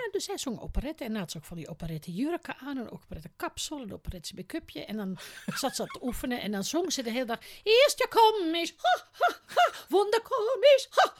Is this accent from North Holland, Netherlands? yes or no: yes; the top of North Holland, Netherlands; accent: West Frisian; moved away; Ik kwam natuurlijk uit de kop van Noord-Holland